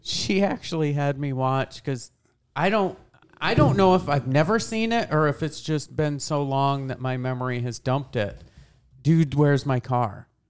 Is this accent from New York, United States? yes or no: yes; Boonville, New York, United States; moved away; also born or lived in Lowville, New York; I grew up in Boonville